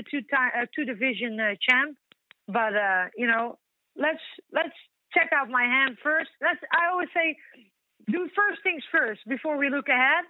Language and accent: English; Netherlands; here in my hometown where I've been born and raised